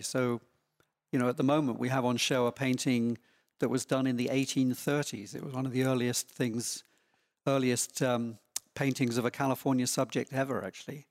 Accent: small town near London, England, United Kingdom; now in Laguna Beach, United States; I grew up in, um, quite a small town, not very far from London

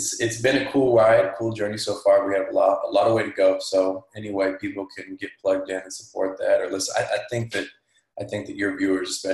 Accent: Fresno, California, United States; I'm from Fresno, California

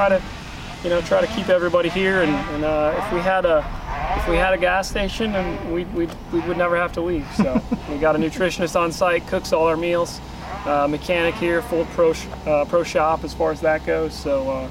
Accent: Indiana, United States; moved away; also born or lived in Minnesota; I grew up in Indiana, which gets winter, it gets cold

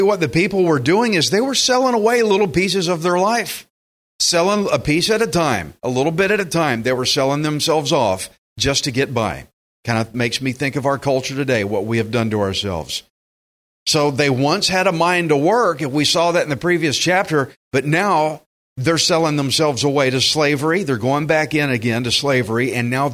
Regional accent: Texas, United States; I'm a Texan.

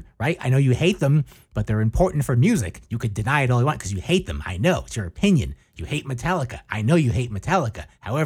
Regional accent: United States

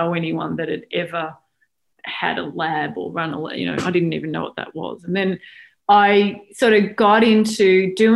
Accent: Australia; moved away as an adult; also born or lived in Melbourne, Australia; now in United States; I grew up in Australia, went to Melbourne University

